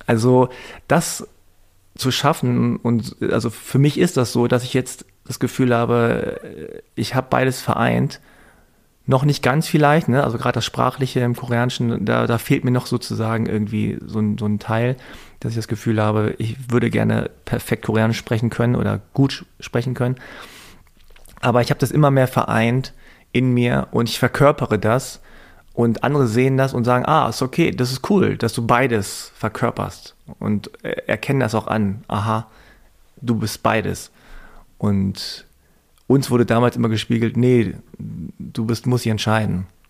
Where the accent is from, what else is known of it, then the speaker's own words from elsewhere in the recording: Hanover, Lower Saxony, Germany; als Kind und Jugendliche als ich. Damals in Hannover, in so einem Vorort mit zwei, drei koreanischen Familien